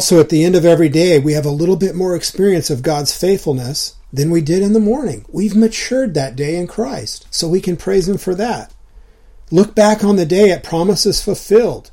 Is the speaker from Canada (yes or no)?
no; Southern California, United States; all the years growing up in Southern California that I spent surfing